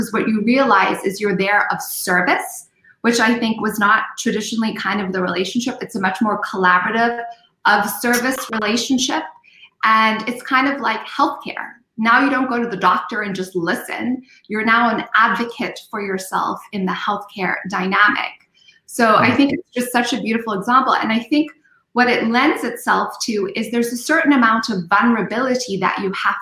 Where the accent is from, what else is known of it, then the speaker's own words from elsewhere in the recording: Zimbabwe; moved away; I said, Zimbabwe.